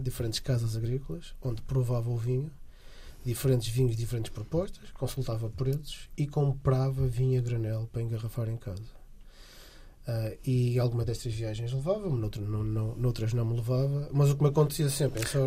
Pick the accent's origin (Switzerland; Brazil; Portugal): Portugal; Porto, Norte; also born or lived in Alentejo; regressei a casa, ao Porto, eu sou do Porto